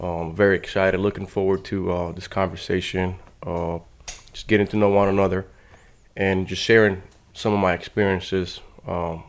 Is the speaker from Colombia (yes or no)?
yes; Colombia; also born or lived in North Carolina; now in United States; Very beautiful country. We're known for coffee. I was born there, and mainly I was raised by my grandmother